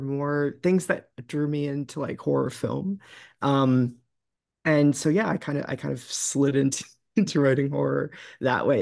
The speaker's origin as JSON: {"language": "English", "region": "New England", "country": "United States", "tie": "born or raised there", "said": "growing up in New England and in sort of, uh, the area of the country where I'm from"}